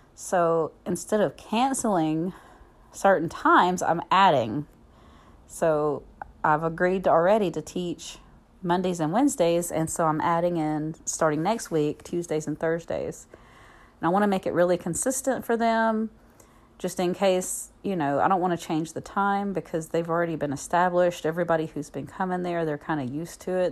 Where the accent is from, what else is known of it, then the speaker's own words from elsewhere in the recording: Southern US, United States; accent: Southern; also born or lived in Alabama; my Southern accent